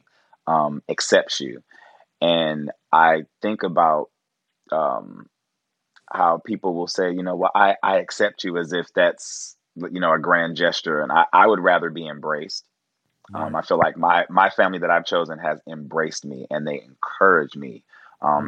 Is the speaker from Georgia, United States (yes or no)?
no; Cleveland, Ohio, United States; now in Los Angeles, United States; growing up in Cleveland